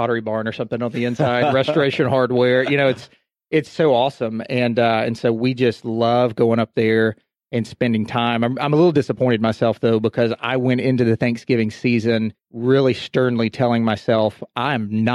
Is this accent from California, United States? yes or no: no; Texas, United States; also born or lived in Houston / Dallas; I'm from Texas. I've lived in Texas, went to school in Texas